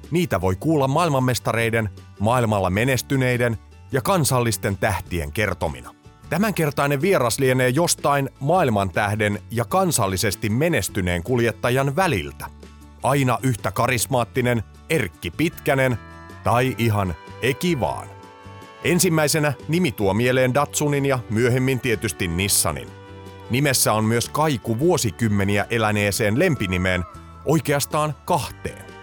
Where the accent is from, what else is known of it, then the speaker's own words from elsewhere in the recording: Helsinki, Uusimaa, Finland; Ihan stadilainen, joo, synnynnäinen.